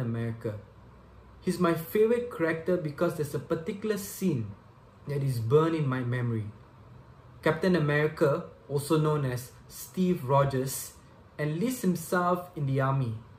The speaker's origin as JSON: {"language": "English", "town": "Subang Jaya", "region": "Selangor", "country": "Malaysia", "said": "I'm from Subang Jaya, Malaysia."}